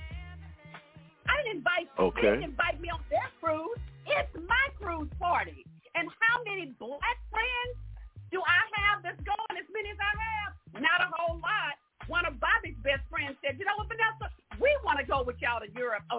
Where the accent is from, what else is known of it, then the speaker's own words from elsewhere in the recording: Houston, Texas, United States; I grew up in Houston, Texas, in the South, where this town was divided